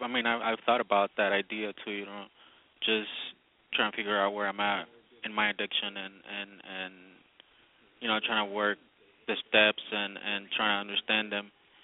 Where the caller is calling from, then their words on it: Redwood City, California, United States; I'm from Redwood City.